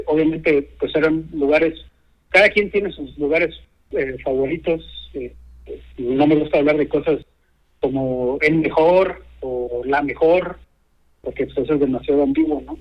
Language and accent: Spanish; Mexico; now in Scandinavia; lo que tenemos en México